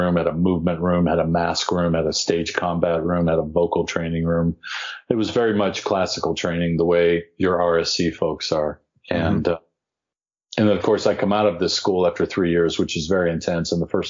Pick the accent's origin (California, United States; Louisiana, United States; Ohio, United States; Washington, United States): Ohio, United States; also born or lived in Indiana / Pennsylvania / Seattle / Los Angeles; I grew up in Ohio, Indiana, and Pennsylvania until I was through college, and then I went to a conservatory out in Seattle